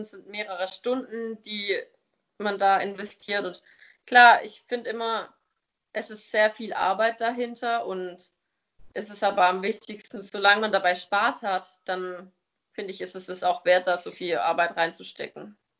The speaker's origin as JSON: {"language": "German", "area": "near Stuttgart", "region": "Baden-Württemberg", "country": "Germany", "said": "ich komme aus der Nähe von Stuttgart"}